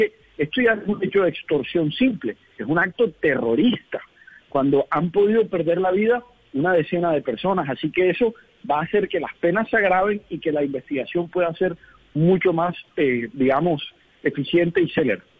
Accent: Colombia; yo creo que es uno de los de los grandes retos que tenemos como colombianos es esa seguridad ciudadana.

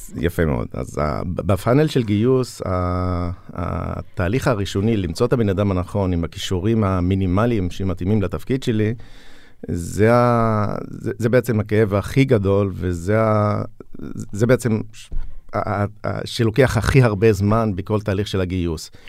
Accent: Julis, Northern District, Israel; מכפר ג'וליס

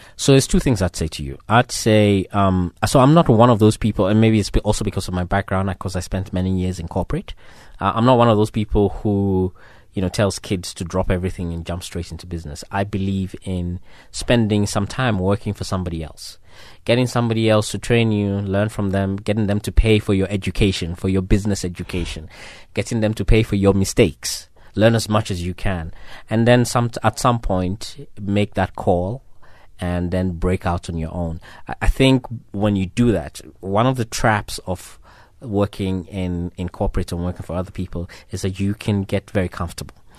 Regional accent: Ghana; I'm from West Africa, so we're very careful like that. I'm from Ghana.

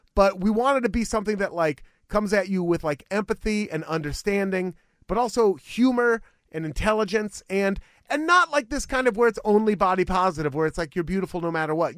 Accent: Beaverton, Oregon, United States; Beaverton is the city where I was, unincorporated Washington County

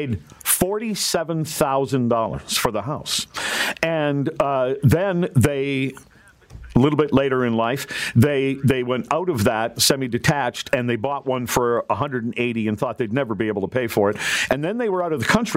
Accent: Gilbert Plains, Manitoba, Canada; now in Toronto, Canada; my hometown of Gilbert Plains, Manitoba

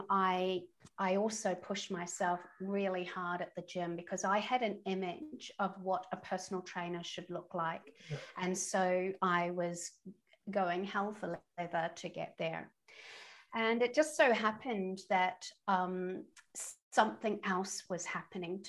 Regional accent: New Zealand; moved away as an adult; also born or lived in London; I'm a Kiwi, and I come from a sporty family, from a sporting nation

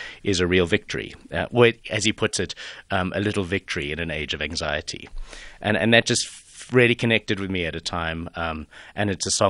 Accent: Johannesburg, Gauteng, South Africa; moved away as an adult; also born or lived in United Kingdom; to be back in my hometown

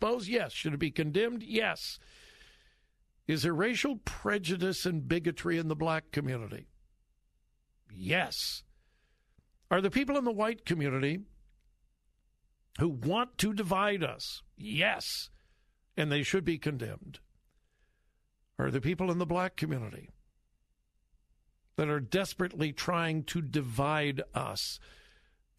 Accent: Compton, California, United States; I grew up in Compton, California

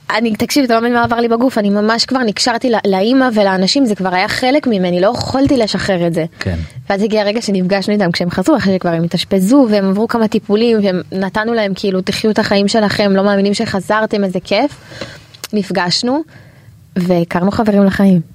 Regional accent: Israel; also born or lived in Canada; אנחנו נולדנו פה, אמא שלי אה. נולדה בארץ, אבל אבא שלי עלה... לפני 30 שנה, 31 שנה, יש לי אחות בת 30, אח בן 26, וגדלנו בארץ

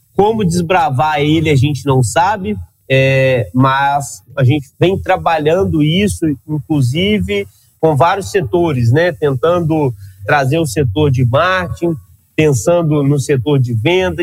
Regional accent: Minas Gerais, Brazil; Eu sou mineiro

